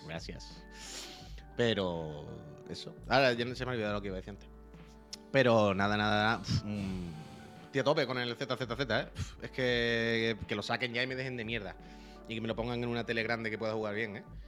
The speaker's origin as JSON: {"language": "Spanish", "region": "Andalusia", "country": "Spain", "also_born_or_lived": "Seville", "moved": "yes", "said": "yo soy de Andalucía, y yo vivía en Sevilla"}